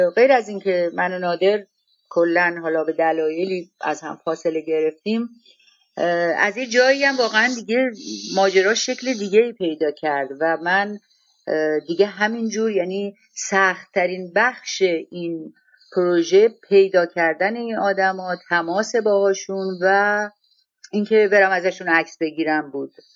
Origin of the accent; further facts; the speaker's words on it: Gorgan, Golestan, Iran; moved away as an adult; also born or lived in Tehran; من از گرگان بودم و آمدم تهران و دانشگاه میرفتم